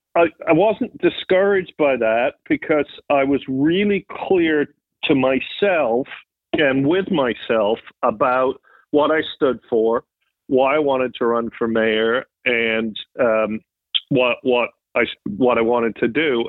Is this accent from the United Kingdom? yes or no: yes; Triplow, East of England, United Kingdom; also born or lived in United States; I was born in the U.S., but we moved pretty quickly back to England, where my mom was from, and lived with my granddad